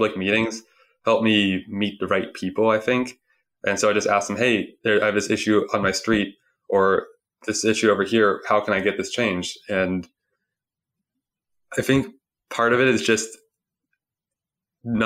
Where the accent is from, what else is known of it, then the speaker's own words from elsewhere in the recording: Sunnyvale, California, United States; I grew up in Sunnyvale, California, which is a few miles west of San Jose